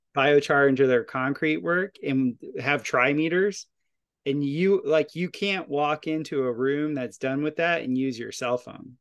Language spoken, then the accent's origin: English; Florida, United States; now in Ozarks, United States; where I grew up in Florida